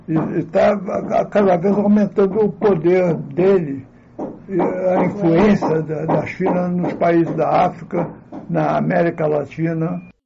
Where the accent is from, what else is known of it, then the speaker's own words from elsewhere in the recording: Brazil; eu sou brasileiro que fala assim chinês